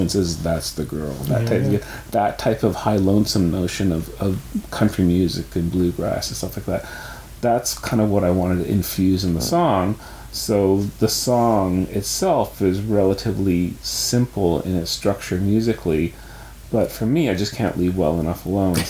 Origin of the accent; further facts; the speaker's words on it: Toronto, Ontario, Canada; growing up in Toronto, radio stations, Chum AM